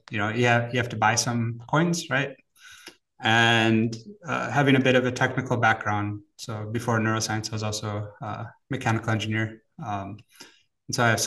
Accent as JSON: {"language": "English", "region": "Wisconsin", "country": "United States", "tie": "born or raised there", "moved": "as an adult", "lives_now": "Zurich, Switzerland", "said": "I'm actually originally from America, grew up in Wisconsin"}